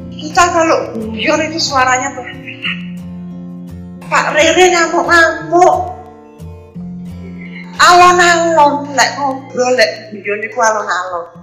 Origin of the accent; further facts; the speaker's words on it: Surabaya, East Java, Indonesia; also born or lived in Banjarmasin; Saya berasal dari Banjarmasin lain Saya adalah tangga 3 Agustus 1969. Di sana saya hanya lahir, tapi saya dibesarkan di Surabaya.